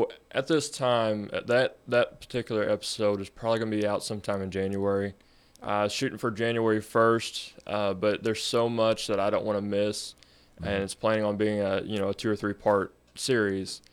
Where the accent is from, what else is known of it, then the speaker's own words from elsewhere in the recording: Bonne Terre, Missouri, United States; I was born and raised in outside of Bon Terre, rural Bon Terre. So yeah, I've been here my whole life